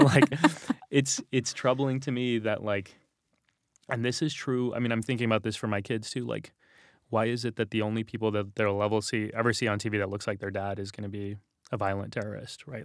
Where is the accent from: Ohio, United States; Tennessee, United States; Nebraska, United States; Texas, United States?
Texas, United States; San Antonio; moved away; we grew up in San Antonio